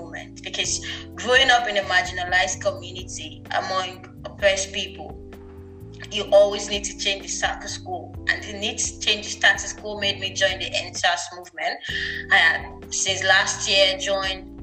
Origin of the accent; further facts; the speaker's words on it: Nigeria; a female growing up in Nigeria